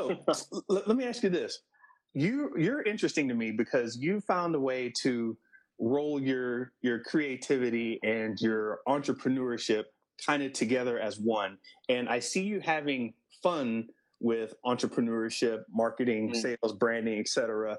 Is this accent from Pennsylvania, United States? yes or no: no; New Orleans, Louisiana, United States; born there; Yeah, totally. I mean, you know, I was born in New Orleans. I don't know if you realize that.